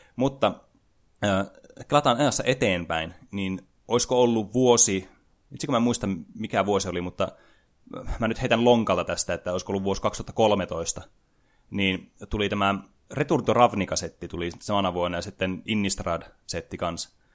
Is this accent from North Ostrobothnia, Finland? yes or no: yes; Oulu, North Ostrobothnia, Finland; mä oululaisena